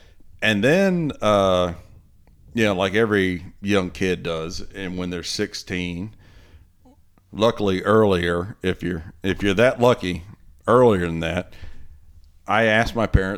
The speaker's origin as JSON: {"language": "English", "town": "Greenville", "region": "North Carolina", "country": "United States", "tie": "born or raised there", "also_born_or_lived": "Kansas City / Charlotte", "moved": "as an adult", "said": "my hometown, Greenville, North Carolina"}